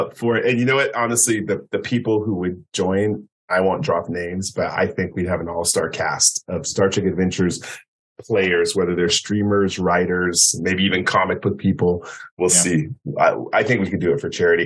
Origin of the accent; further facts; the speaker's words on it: the Bay Area, California, United States; I'm from the Bay Area